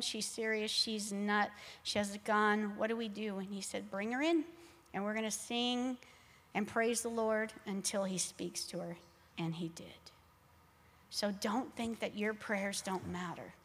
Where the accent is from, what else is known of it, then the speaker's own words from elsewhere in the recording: Laredo, Texas, United States; I grew up in Laredo, Texas